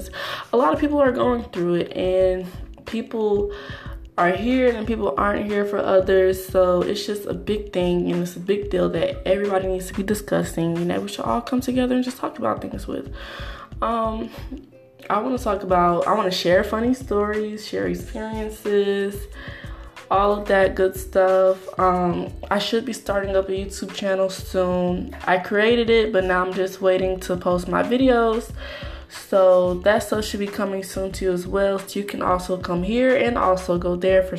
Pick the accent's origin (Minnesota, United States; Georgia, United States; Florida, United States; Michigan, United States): Georgia, United States; Atlanta; I'm born and raised in Atlanta, Metro Atlanta